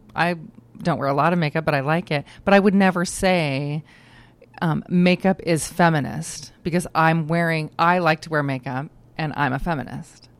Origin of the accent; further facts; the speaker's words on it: Idaho, United States; moved away as an adult; also born or lived in Oregon / Minnesota; I um, am born and raised in Idaho. I'm an Idahoan um, from birth.